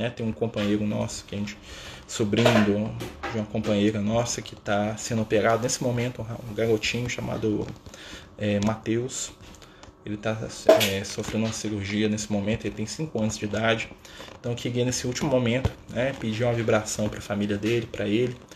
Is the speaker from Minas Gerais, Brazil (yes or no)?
yes; Contagem, Minas Gerais, Brazil; Eu sou de Minas, sou aqui, ó, Contagem, Minas Gerais. Né? Pertinho aqui de BH, aqui, pão de queijo, tudo mais, né?